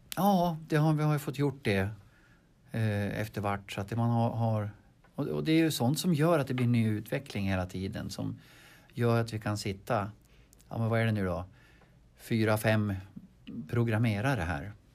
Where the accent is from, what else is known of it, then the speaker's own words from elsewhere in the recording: Harbo, Uppsala County, Sweden; jag är född i Harbo. Jag är född på bondgård